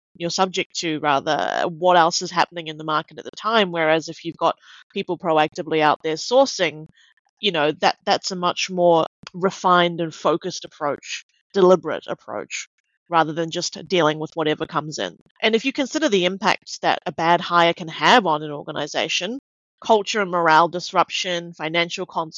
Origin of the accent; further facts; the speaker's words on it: Auckland, New Zealand; moved away as an adult; now in Melbourne, Australia; I grew up in New Zealand. My parents are Malaysian Chinese, and I was brought up in Auckland. I've lived in Melbourne for about 6 years